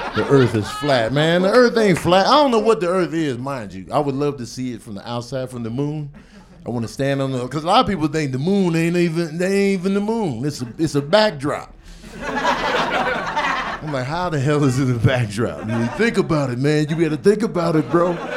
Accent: Chicago, Illinois, United States; I'm from Chicago

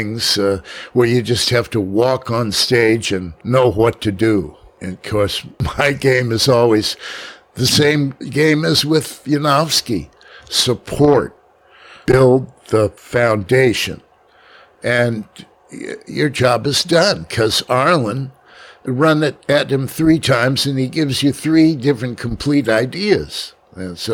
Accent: New York City, New York, United States; I'm from Manhattan.

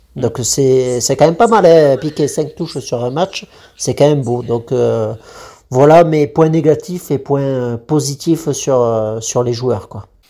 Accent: France; on est français

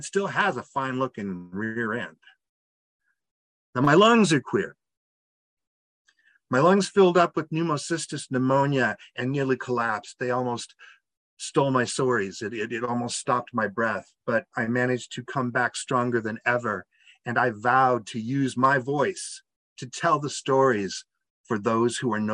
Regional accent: outside of Peoria, Illinois, United States; moved away; I grew up outside of Peoria.

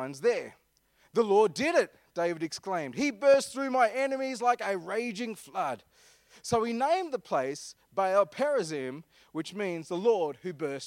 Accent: Armidale, New South Wales, Australia; I'm from Armidale

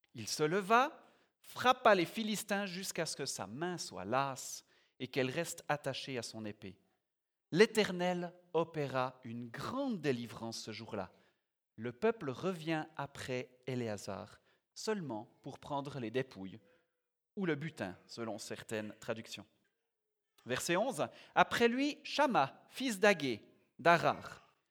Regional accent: Biel/Bienne, Bern, Switzerland; moved away as an adult; now in Yverdon, Switzerland; j'ai grandi à Bienne, mais j'y habite plus depuis quelques années. J'habite à Yverdon.

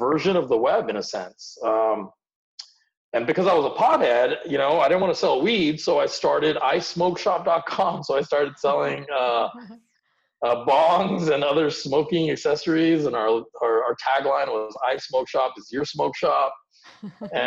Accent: United States; born or raised there; English is a second language; also born or lived in India

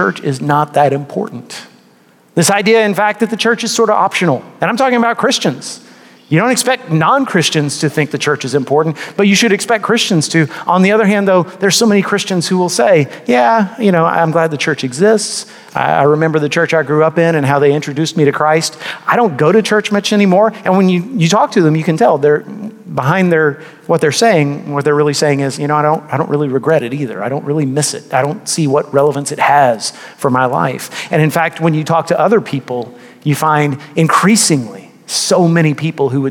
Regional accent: Texas, United States; I grew up in a part of Texas that was heavily Catholic.

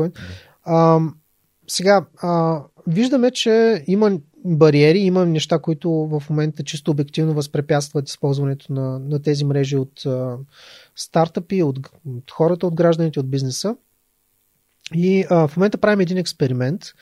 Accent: Ruse, Ruse Province, Bulgaria; аз съм от Руса, нали, нямам възможност да, да се включвам активно в неща, които стават в София

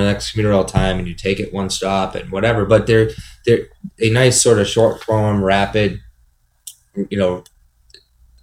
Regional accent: Methuen, Massachusetts, United States; moved away as an adult; also born or lived in Los Angeles; I'm from Methuen, my wife's from Lawrence, and we spent 5 years in Los Angeles and recently moved back

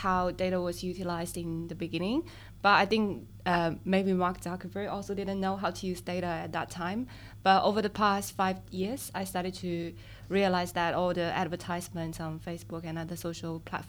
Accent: Shanghai, China; I'm from Shanghai, and both of my parents work in the university.

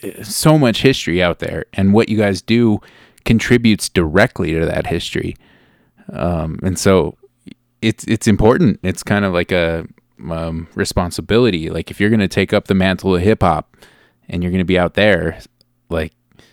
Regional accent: New Mexico, United States; I grew up in New Mexico.

